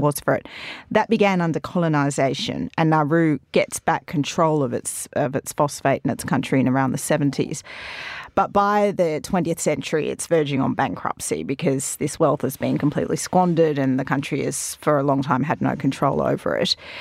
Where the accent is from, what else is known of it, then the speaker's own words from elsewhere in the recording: Australia; being Australian